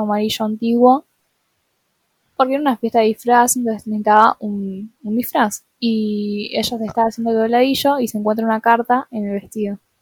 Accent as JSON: {"language": "Spanish", "region": "Buenos Aires", "country": "Argentina", "said": "soy de Buenos Aires Capital"}